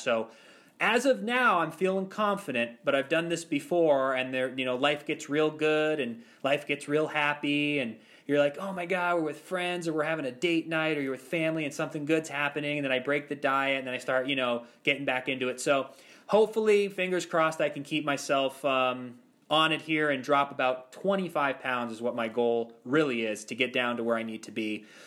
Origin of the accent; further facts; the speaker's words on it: Ashtabula, Ohio, United States; moved away as an adult; also born or lived in Los Angeles; now in Orlando, United States; I grew up in Ashtabula, Ohio, which is a, a town east of Cleveland